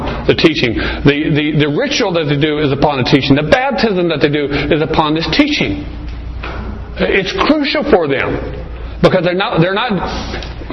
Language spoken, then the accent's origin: English; Arizona, United States; I was raised here in Arizona.